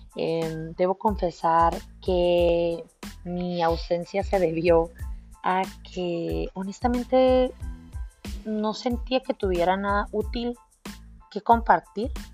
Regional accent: San Luis Río Colorado, Sonora, Mexico; yo soy de San Luis Río Colorado, Sonora, México

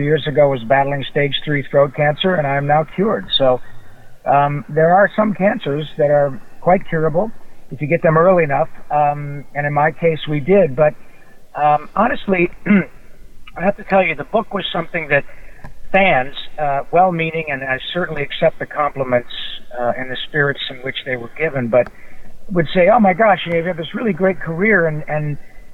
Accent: Grand Blanc, Michigan, United States; moved away as an adult; also born or lived in Detroit, Michigan / Flint, Michigan; now in Los Angeles, United States; I was born in Detroit, reared around that area, and went to high school in a small town south of Flint called Grand Blanc

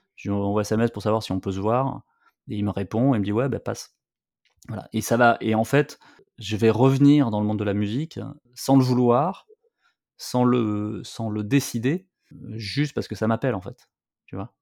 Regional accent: Bordeaux, Nouvelle-Aquitaine, France; je viens de Bordeaux, donc, tu vois, sur la côte

